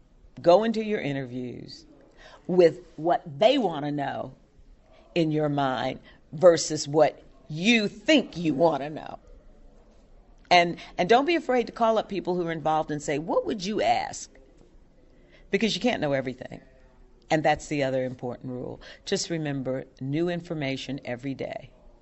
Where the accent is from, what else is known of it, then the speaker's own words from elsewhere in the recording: Louisville, Kentucky, United States; moved away as an adult; Because when I came here from Louisville, Kentucky, I knew no one.